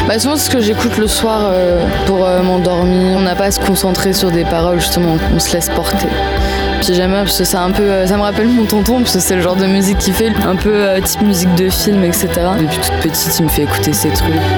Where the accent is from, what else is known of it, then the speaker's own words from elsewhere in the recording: Paris, Île-de-France, France; Moi je suis de Paris.